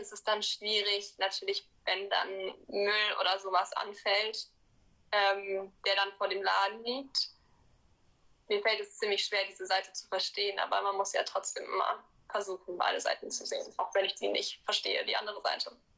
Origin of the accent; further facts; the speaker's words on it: Cologne, North Rhine-Westphalia, Germany; Also ich bin in Köln geboren und wohne auch immer noch hier.